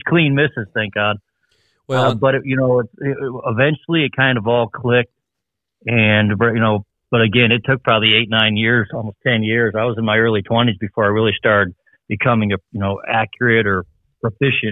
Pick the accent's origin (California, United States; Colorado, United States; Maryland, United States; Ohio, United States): Ohio, United States; also born or lived in Northern Michigan; my family and I'm from Northern Michigan, and we moved to Ohio when I was really young